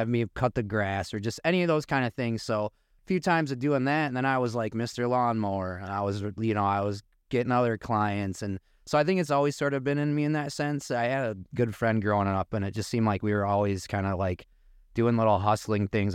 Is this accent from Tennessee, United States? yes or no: no; Muskegon, Michigan, United States; also born or lived in Boca Raton, Florida / Naples, Florida; we're both locals, born and raised in Muskegon